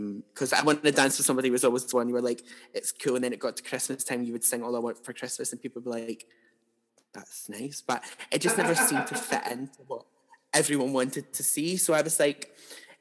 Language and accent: English; Paisley, Scotland, United Kingdom; also born or lived in Glasgow / Greenock; I grew up in Paisley, but I went to college in Greenock to study music performance